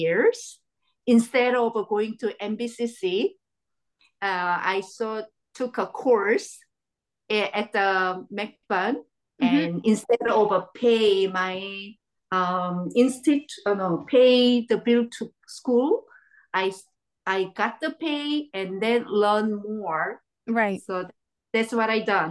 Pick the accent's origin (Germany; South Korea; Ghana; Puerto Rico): South Korea; moved away as an adult; now in Moncton, Canada; I was born in Korea, 1975. And we just moved to Canada in 2015.